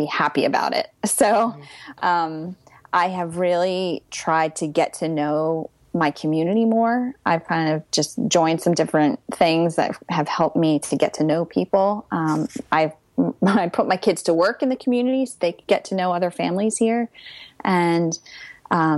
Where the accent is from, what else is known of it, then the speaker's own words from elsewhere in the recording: Pennsylvania, United States; moved away as an adult; also born or lived in London; now in New Jersey, United States; I'm from Pennsylvania